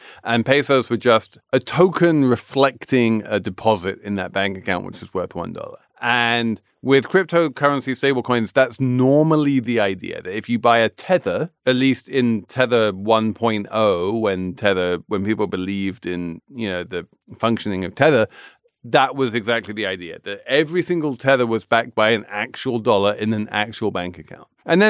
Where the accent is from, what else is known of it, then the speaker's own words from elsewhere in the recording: England, United Kingdom; So I am an Englishman of a certain age.